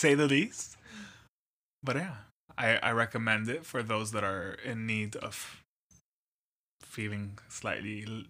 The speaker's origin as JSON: {"language": "English", "region": "Abu Dhabi", "country": "United Arab Emirates", "tie": "born or raised there", "said": "Abu Dhabi is interesting. Growing up there is a lot more special than going back as an adult. I can tell you that for sure. My family's been there for 40 years now."}